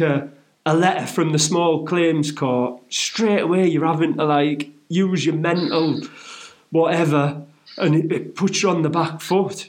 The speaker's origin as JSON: {"language": "English", "town": "Middlesbrough", "region": "North East England", "country": "United Kingdom", "tie": "born or raised there", "moved": "yes", "said": "my hometown of Middlesbrough"}